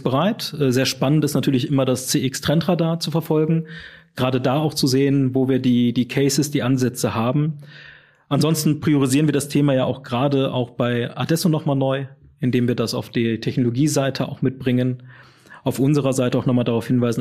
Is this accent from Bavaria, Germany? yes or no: no; Düsseldorf, North Rhine-Westphalia, Germany; Wobei ich aus dem richtigen Rheinland komme, nämlich aus Düsseldorf.